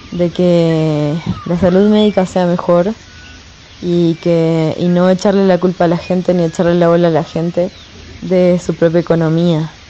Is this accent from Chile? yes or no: no; Argentina; now in Mexico; tengo 29 años y soy artista. Eh, yo soy argentina